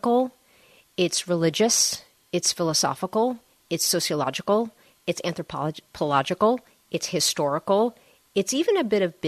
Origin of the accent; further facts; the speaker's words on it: Westerly, Rhode Island, United States; Growing up in Westerly, Rhode Island, attending Westerly High School